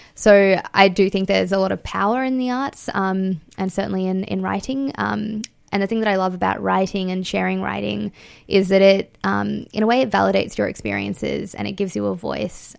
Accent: Fiji; now in Australia; I was born in Fiji, um, and I'm Indian and I live in Australia.

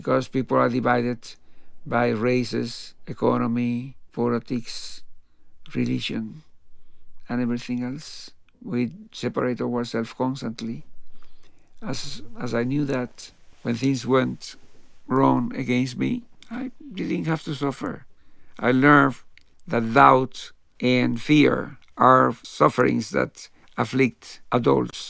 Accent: Cuba; moved away as an adult; also born or lived in New York; The Chinese in Cuba, there were, in my hometown, there were also Chinese

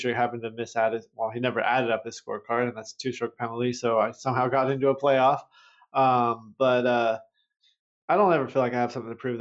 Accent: Southern California, United States; Growing up in Southern California

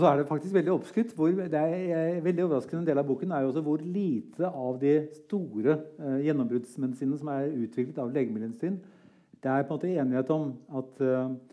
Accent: Norway

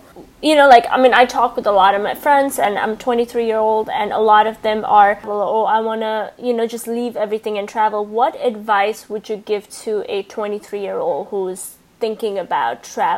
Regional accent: Nepal; I'm from Nepal

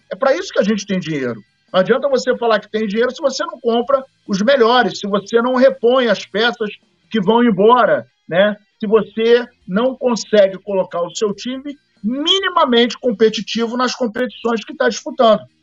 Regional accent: Rio de Janeiro, Brazil; Eu, quando era moleque, eu estudava em Laranjeiras

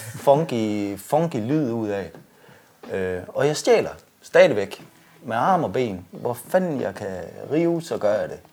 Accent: Jutland, Denmark; vi er jo jyder

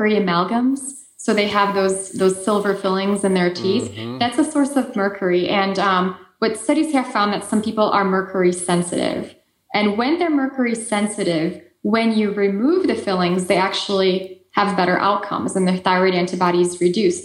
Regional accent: Poland; accent: Eastern European; moved away; I lived on the Ukrainian border in Poland when I was growing up.

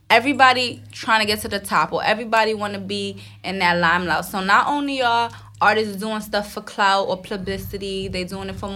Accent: New York City, New York, United States

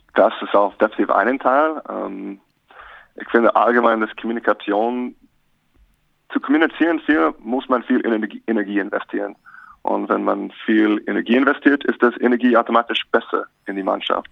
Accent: Alaska, United States; German is a second language; moved away as an adult; also born or lived in St. Augustine, Florida / Reno / Gmunden; now in Bonn, Germany; Ich bin in Alaska aufgewachsen

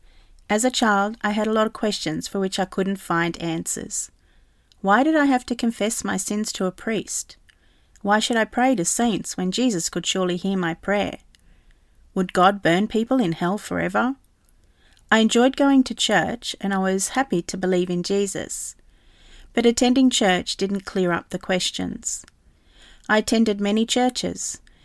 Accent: New Zealand; moved away as an adult; now in England; I left New Zealand, my home country, and was living in England.

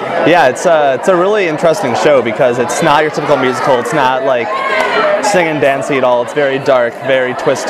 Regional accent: Bay Area, California, United States; now in Irvine, United States; I'm a senior at UCI, and I'm from the Bay Area

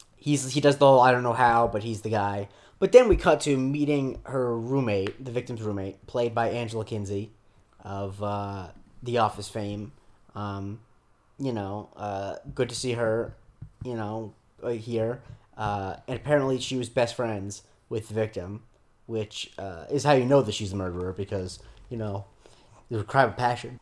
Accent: Florida, United States; I grew up in Florida

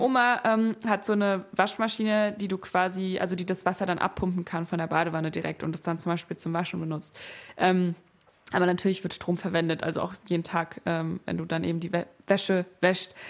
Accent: Frankfurt, Hesse, Germany; moved away as an adult; now in Berlin, Germany; ich bin ja in Frankfurt aufgewachsen und mhm. wohne jetzt auch in Berlin

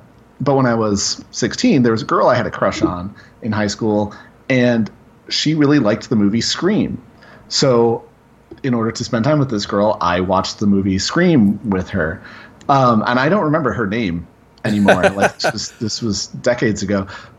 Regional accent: Grand Rapids, Michigan, United States; it was made in Grand Rapids, Michigan," which is where I'm from.

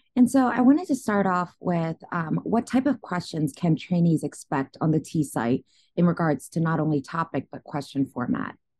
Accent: Philadelphia, Pennsylvania, United States; moved away; Temple University in my hometown, Philadelphia.

